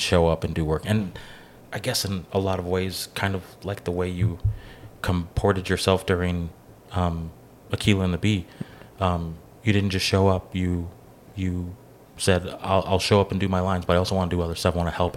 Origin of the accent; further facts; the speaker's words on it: Kenosha County, Wisconsin, United States; I grew up in the Kenosha County area